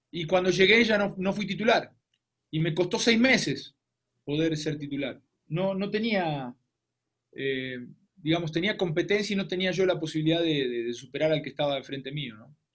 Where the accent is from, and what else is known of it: Argentina; now in Mexico